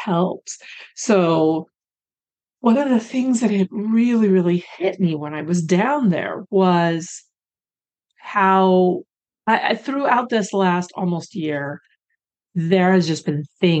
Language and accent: English; Pacific Northwest, Oregon, United States; moved away as an adult; also born or lived in Colorado / Los Angeles, California; And now I was born in Colorado, but then I don't remember living there. We moved up to the Pacific Northwest and lived there until 2010. But we moved there when I think I turned four